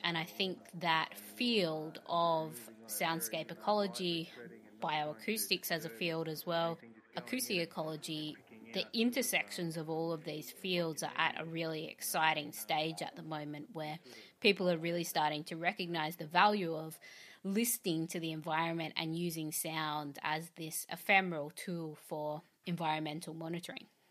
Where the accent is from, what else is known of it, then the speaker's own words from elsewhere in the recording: Australia; I'm an Australian artist, curator, and composer